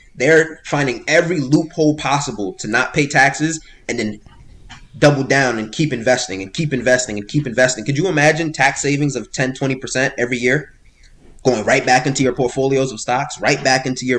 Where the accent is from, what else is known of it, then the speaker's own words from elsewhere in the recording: Miami, Florida, United States; born there; also born or lived in New York; now in New Jersey, United States; I'm originally from Florida, right? I was born in Miami, Florida. My family moved around a little bit growing up. You know, I was born in Florida. I moved to New York, lived in New York for a little bit, then moved over to Jersey.